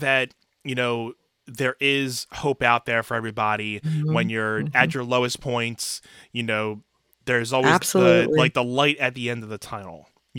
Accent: Philadelphia, Pennsylvania, United States; …, where are you from? So ask me where I'm from. I'm actually right outside of Philadelphia, PA.

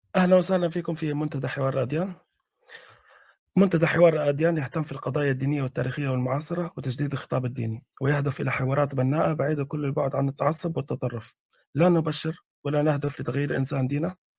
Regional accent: Libya; انا من ليبيا

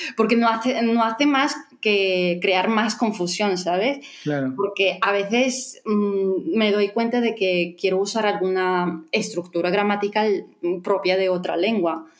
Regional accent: Latvia; first language Russian; Spanish is a second language; soy de Letonia, y, pero mi ah, lengua materna es el ruso

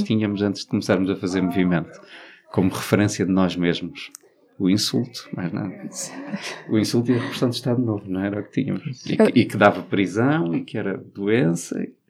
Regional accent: Alentejo, Portugal; o Alentejo, que é a minha terra

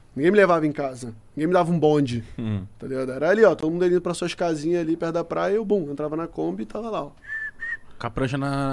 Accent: Rio de Janeiro, Brazil; eu já fui criado na Curicica

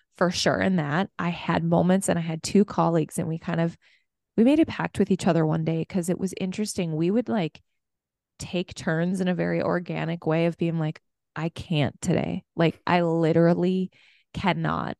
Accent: Minneapolis, Minnesota, United States; I'm from Minneapolis

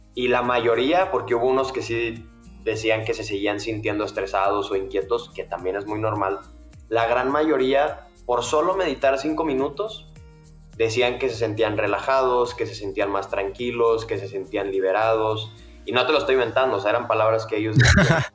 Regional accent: Monterrey, Nuevo León, Mexico; accent: Mexican; moved away as an adult; now in Mexico City, Mexico; yo soy de Monterrey, una ciudad al norte de México, pero desde hace dos años vivo en la Ciudad de México por cuestiones de trabajo

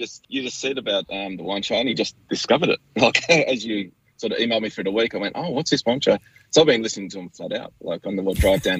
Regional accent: Burnie, Tasmania, Australia; I grew up in Burnie, which is definitely not a wine country. It's sort of a bit of an industrial town, which is sort of turning into a tourism town there.

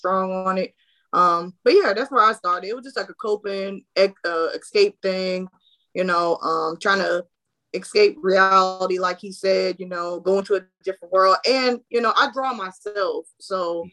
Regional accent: Florida, United States; I'm a big Disney girl because I'm from Florida, you know, shout out, you know, 407. But so we grew up on Disney.

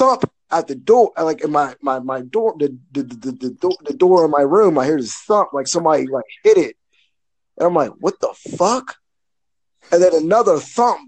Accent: Pittsburgh, Pennsylvania, United States; I'm from Pittsburgh

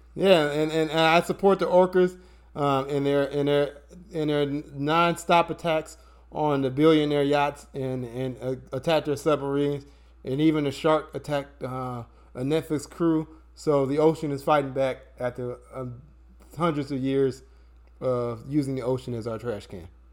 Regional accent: United States; Brian and I, you know, we're born and raised in the United States

